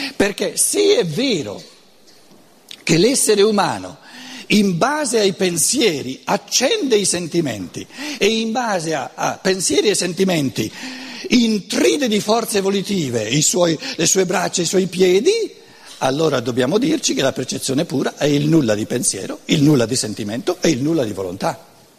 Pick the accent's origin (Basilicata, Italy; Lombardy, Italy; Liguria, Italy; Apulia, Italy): Lombardy, Italy; Brescia; accent: Brescian Lombard; first language Lombard (Brescian); Italian is a second language; la mia lingua materna non è l'italiano, eh, lo devo sempre sottolineare, è il lombardo, che è tutta un'altra cosa, il bresciano anzi